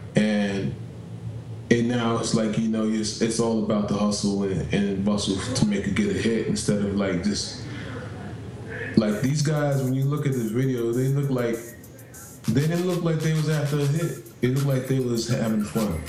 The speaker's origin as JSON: {"language": "English", "town": "New York City", "region": "New York", "country": "United States", "said": "I was in the Bronx because I'm from New York."}